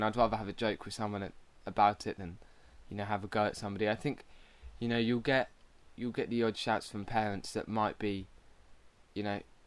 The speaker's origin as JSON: {"language": "English", "town": "Ipswich", "region": "East of England", "country": "United Kingdom", "said": "I'm from Ipswich"}